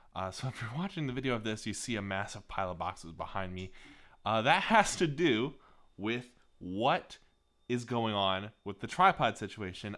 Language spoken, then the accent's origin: English; Northern Ohio, United States; also born or lived in Cincinnati, Ohio; I grew up in Northern Ohio